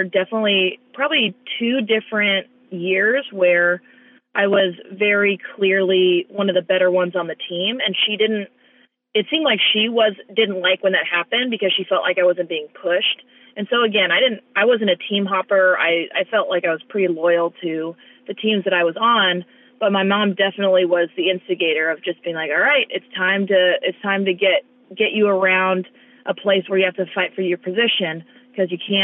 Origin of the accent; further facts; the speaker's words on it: California, United States; instead of being raised in Miami, we moved to California, my parents moved to California, and we grew up here